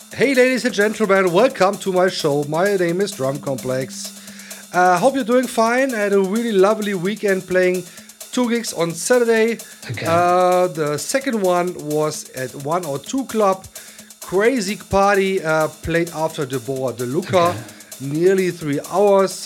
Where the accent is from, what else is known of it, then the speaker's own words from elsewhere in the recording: Emmerich am Rhein, North Rhine-Westphalia, Germany; my hometown Emmerich.